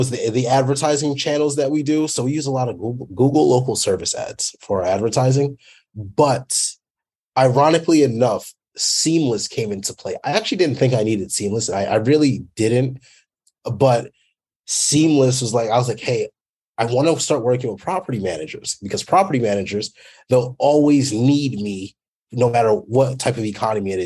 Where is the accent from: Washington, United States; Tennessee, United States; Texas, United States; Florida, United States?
Texas, United States; Fort Worth; also born or lived in Dallas, Texas; I'm from Dallas, Texas, well, Fort Worth mainly